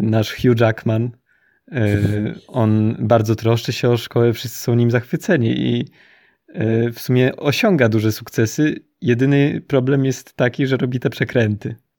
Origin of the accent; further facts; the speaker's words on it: Poland; my się wychowaliśmy w Polsce